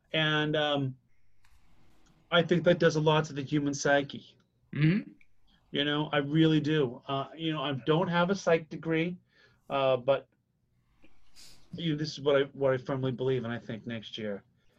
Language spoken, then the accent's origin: English; 9 miles north of Boston, Massachusetts, United States; in my hometown that I grew up